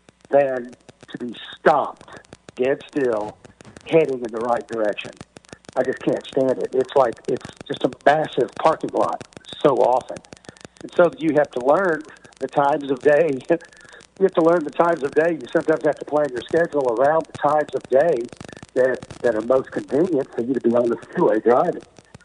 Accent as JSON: {"language": "English", "town": "Hot Springs", "region": "Arkansas", "country": "United States", "tie": "born or raised there", "moved": "yes", "said": "That's the way I was raised in Hot Springs, Arkansas. We have lakes like that and mountains and woods. And that's the way I was raised."}